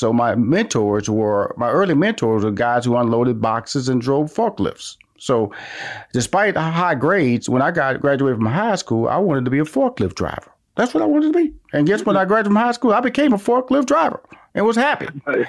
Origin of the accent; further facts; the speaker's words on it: Houston, Texas, United States; Now, I know because I came from Fifth Ward, which is the inner city. Six sisters, two brothers, two bedroom, shotgun house.